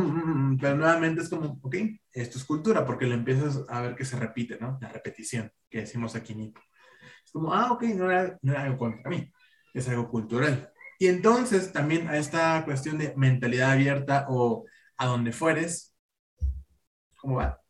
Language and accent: Spanish; Mexico; nosotros como mexicanos